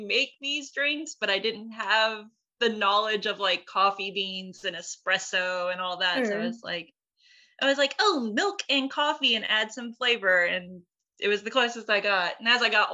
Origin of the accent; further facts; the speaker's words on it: Dothan, Alabama, United States; my hometown in Dothan, Alabama